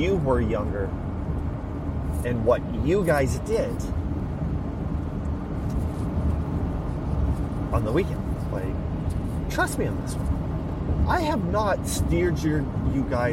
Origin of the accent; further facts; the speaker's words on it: Saskatchewan, Canada; I'm Canadian, I'm from Saskatchewan